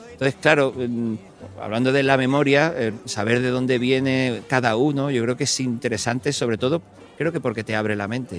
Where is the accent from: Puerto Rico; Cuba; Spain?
Spain; Cádiz, Andalusia; also born or lived in Ireland; yo soy muy de Cádiz, muy de las chirigota y muy del cachondeo.